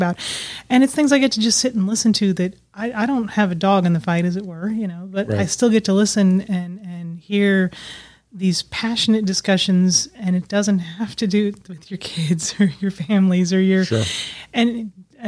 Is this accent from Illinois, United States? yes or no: no; Alaska, United States; also born or lived in Bahrain; now in Arkansas, United States; I grew up in Alaska